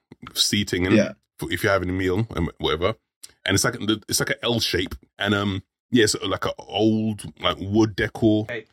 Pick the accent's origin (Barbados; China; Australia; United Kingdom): United Kingdom; London; as a Londoner